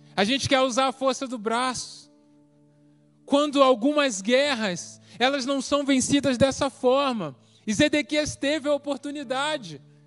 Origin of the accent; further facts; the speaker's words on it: Rio de Janeiro, Brazil; moved away as an adult; also born or lived in Paraná; deixei minha família, tudo no Rio, vim para cá vivia no projeto